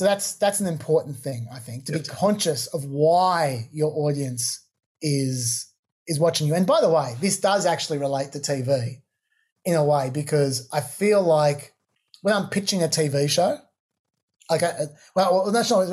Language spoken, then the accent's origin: English; Australia; we're both Australian